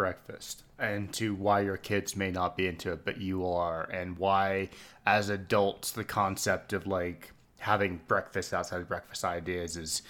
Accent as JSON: {"language": "English", "country": "Hong Kong", "tie": "born or raised there", "said": "And like where we grew up in Hong Kong, the expat community was overwhelmingly Australian, New Zealand, and British."}